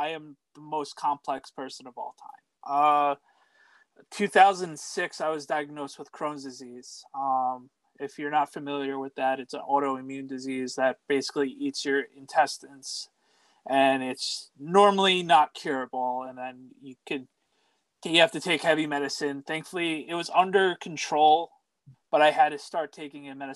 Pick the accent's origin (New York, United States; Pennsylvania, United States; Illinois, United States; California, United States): New York, United States; born and raised in New York